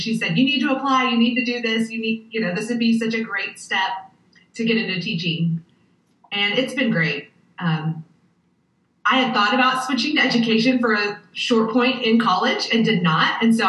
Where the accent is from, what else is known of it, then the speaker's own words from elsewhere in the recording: Mooreland, Oklahoma, United States; also born or lived in Tulsa, Oklahoma / Durant, Oklahoma; I am originally from Western Oklahoma, Moreland, Oklahoma, a very small town.